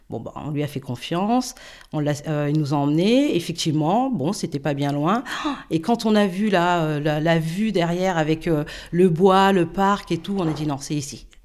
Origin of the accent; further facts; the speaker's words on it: Île-de-France, France; now in Villers-Cotterêts, France; Et euh, non seulement on vient de Seine-Saint-Denis, mais en plus de ça, on est noir.